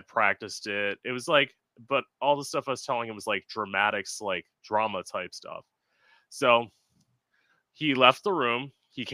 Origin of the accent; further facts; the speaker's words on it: South Florida, United States; also born or lived in Orlando, Florida; I live in Florida. I'm originally from South Florida